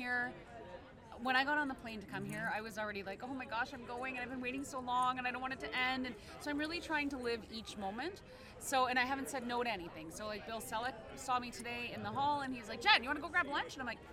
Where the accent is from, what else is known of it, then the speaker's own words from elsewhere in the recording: Canada; I'm Canadian